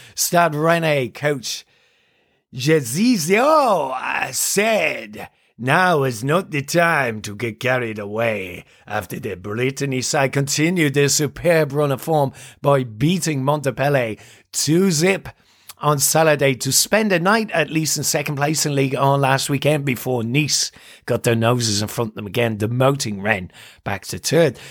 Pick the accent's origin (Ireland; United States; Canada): Ireland; I'm Irish